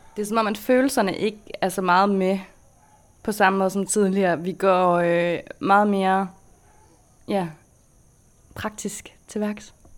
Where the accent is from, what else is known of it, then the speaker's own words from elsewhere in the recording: Denmark; moved away as an adult; da vi boede hjemme i Danmark